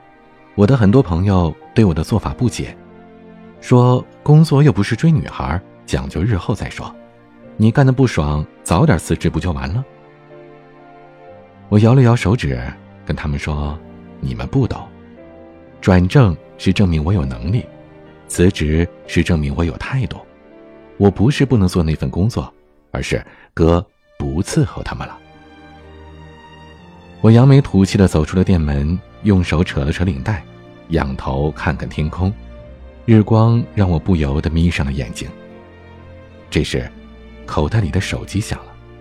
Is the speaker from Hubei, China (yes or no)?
no; Beijing, China; accent: Beijing; 因为我小时候在北京长大，所以一开口就是一副高人一等的京腔，让朴实的西北人民听我的口气就恨不得找块砖拍我。